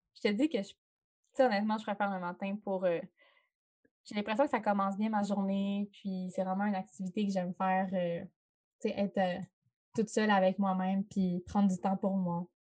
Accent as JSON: {"language": "French", "town": "Chicoutimi", "region": "Quebec", "country": "Canada", "tie": "born or raised there", "said": "ça se passe euh, dans ma ville natale"}